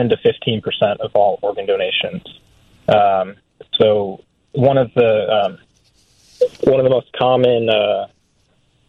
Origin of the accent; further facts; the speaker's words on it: Michigan, United States; now in Boston, United States; I'm from Michigan, so I'm a Midwesterner.